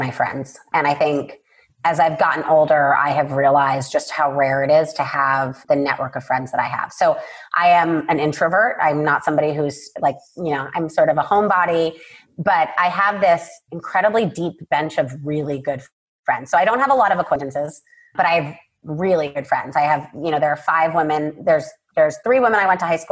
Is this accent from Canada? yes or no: no; Puerto Rico; I was born and raised in Puerto Rico